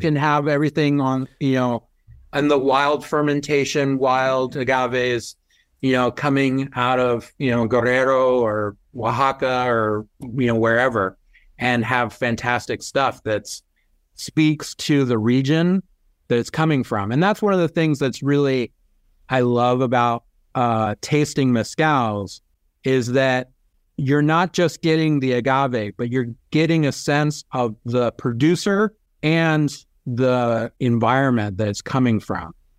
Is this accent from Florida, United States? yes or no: no; California, United States; growing up in California